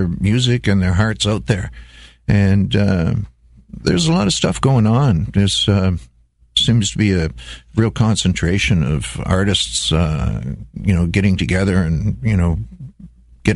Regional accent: Wainfleet, Ontario, Canada; also born or lived in Netherlands; I immigrated from Holland in 1955 and started school in Wainfleet, lived in the Niagara Peninsula till I was around 16 years old

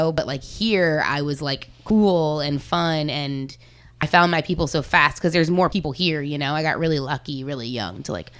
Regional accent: New Orleans, Louisiana, United States; I am from New Orleans. You're currently on the property I was raised on.

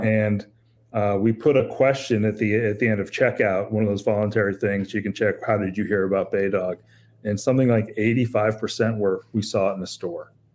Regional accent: Pennsylvania, United States; I grew up with in Pennsylvania

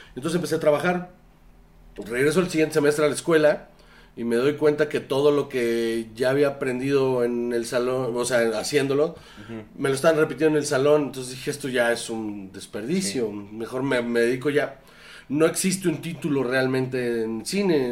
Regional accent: Sonora, Mexico; moved away; yo soy de, Sonora.

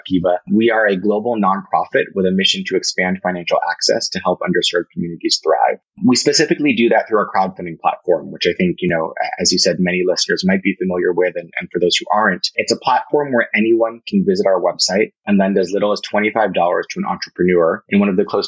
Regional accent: Berkeley, California, United States; Grew up in Berkeley, California

